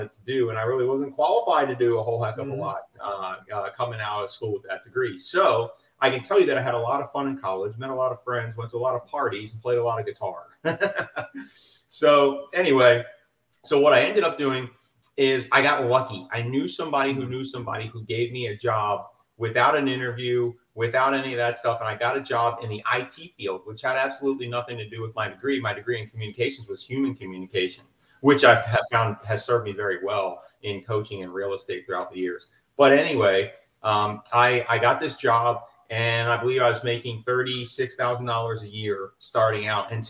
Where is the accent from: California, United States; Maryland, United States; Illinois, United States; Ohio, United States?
Maryland, United States; moved away as an adult; now in West Palm Beach, United States; I am from Maryland, and I continue to own and operate a flipping business and property management business in Southern Maryland